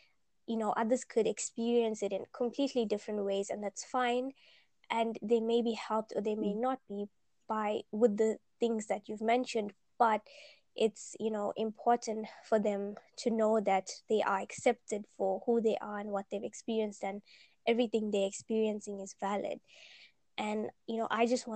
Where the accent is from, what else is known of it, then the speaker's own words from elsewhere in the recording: South Africa; we're from South Africa